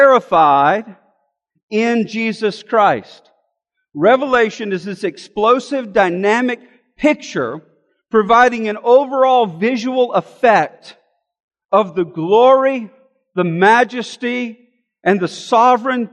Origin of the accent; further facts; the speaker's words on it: Alabama, United States; I'm from Alabama